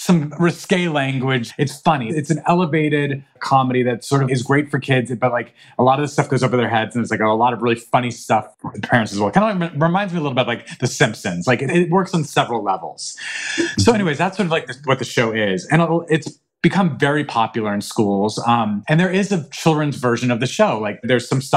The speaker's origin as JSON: {"language": "English", "town": "Albuquerque", "region": "New Mexico", "country": "United States", "tie": "born or raised there", "said": "I grew up in Albuquerque, and it was not the safest city"}